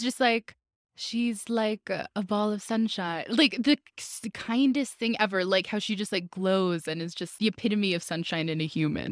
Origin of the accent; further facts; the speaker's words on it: Albuquerque, New Mexico, United States; I'm from Albuquerque.